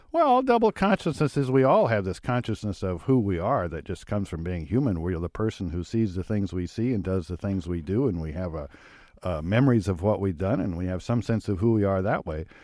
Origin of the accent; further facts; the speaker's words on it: Lincoln, Nebraska, United States; when I was growing up in Lincoln, Nebraska